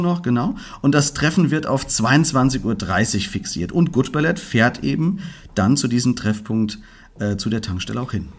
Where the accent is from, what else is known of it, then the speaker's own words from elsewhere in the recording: Fulda, Hesse, Germany; hier bei uns in Fulga